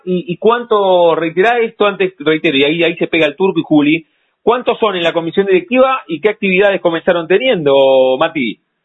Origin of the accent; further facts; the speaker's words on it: La Plata, Buenos Aires Province, Argentina; haber nacido en la ciudad de La Plata, que somos súper platenses nosotros